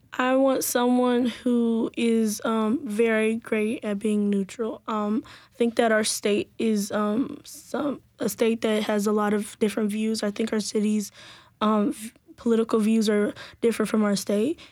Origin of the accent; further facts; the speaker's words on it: Nashville, Tennessee, United States; I'm from Antioch specifically.